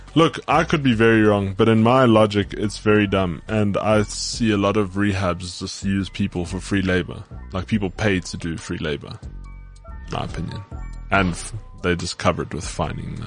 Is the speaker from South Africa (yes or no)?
yes; South Africa; accent: South African